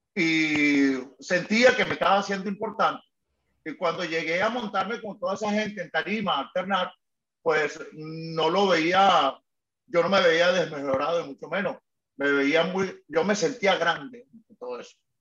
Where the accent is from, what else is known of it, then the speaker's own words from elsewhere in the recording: Caracas, Capital District, Venezuela; Y ahí soy de antímano